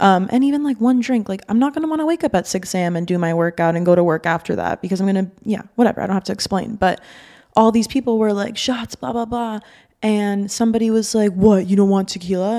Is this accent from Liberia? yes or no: no; Miami, Florida, United States; also born or lived in Boston; I'm from Miami, was born and raised here